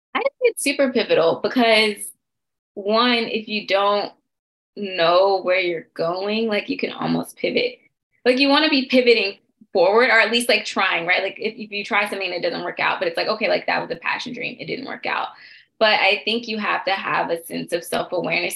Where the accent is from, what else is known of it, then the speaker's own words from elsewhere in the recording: Stone Mountain, Georgia, United States; now in Washington, D.C., United States; I am from Stone Mountain, Georgia. I am based in the Washington, D.C. area